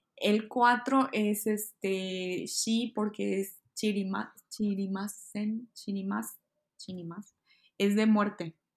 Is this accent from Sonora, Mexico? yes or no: yes; Hermosillo, Sonora, Mexico; moved away as an adult; also born or lived in Mexico City, Mexico; now in Kyoto, Japan; Yo soy de Hermosillo, Sonora